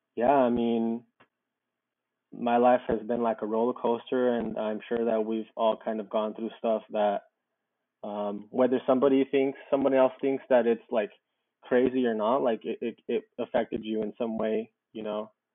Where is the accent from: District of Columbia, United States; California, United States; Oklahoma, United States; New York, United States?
California, United States; Southern; also born or lived in Mexico; I was raised out here in Southern California